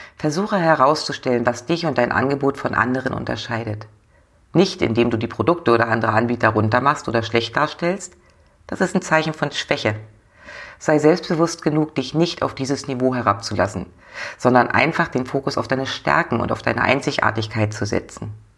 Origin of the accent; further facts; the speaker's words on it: the North, Northern Germany, Germany; bei uns im Norden